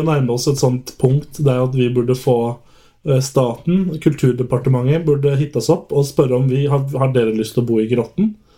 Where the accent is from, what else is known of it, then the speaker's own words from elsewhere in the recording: Oslo area, Norway; now in Volda, Norway; jeg er fra Oslo-området